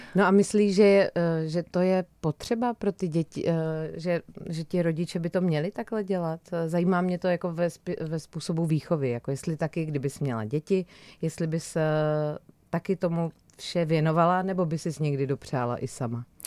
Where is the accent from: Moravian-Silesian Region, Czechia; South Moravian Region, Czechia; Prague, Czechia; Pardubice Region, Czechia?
South Moravian Region, Czechia; Brno; jsem z Brna